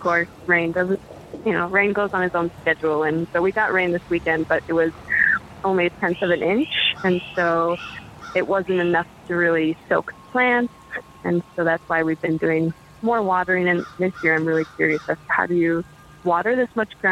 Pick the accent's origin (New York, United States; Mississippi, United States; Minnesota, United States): Minnesota, United States; Mankato; also born or lived in Litchfield, Minnesota / Morris, Minnesota; I'm from Mankato, Minnesota.